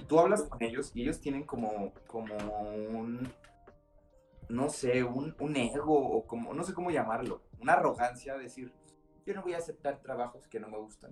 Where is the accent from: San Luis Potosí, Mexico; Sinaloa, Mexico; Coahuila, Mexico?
Sinaloa, Mexico; Culiacán; moved away as an adult; also born or lived in Monterrey / Barcelona; now in Mexico City, Mexico; soy de Culiacán